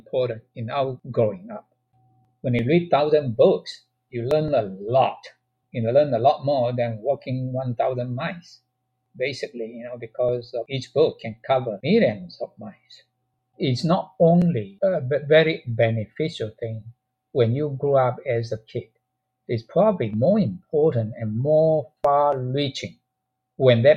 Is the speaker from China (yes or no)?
yes; China; moved away; there's a teacher's training college in China, in my hometown, have a library